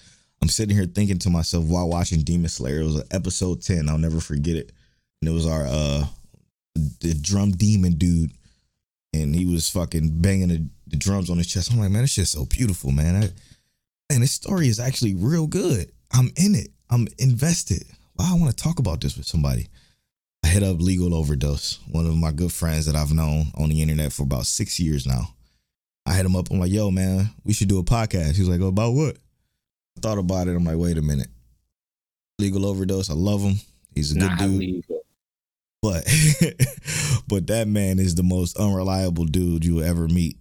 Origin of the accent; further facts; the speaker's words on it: Cleveland, Ohio, United States; moved away as an adult; now in Houston, United States; I was born in Cleveland, Ohio. I'm from Cleveland, Ohio